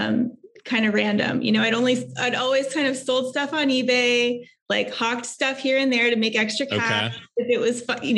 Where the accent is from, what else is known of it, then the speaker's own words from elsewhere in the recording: Texas, United States; moved away as an adult; also born or lived in New York; I'm originally here from Texas.